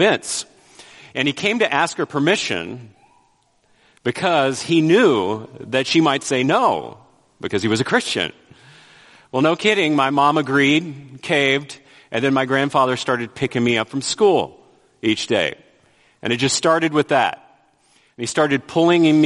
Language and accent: English; Vallejo, California, United States; moved away; I grew up in the Bay Area, Vallejo specifically.